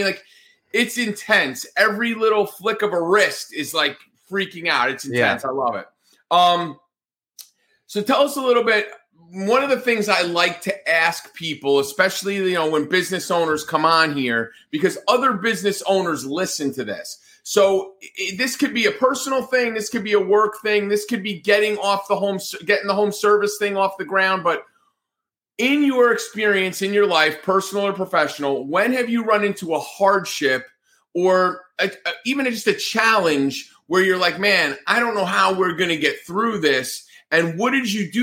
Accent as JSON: {"language": "English", "region": "Northeast", "country": "United States", "tie": "born or raised there", "moved": "yes", "said": "I grew up in the Northeast"}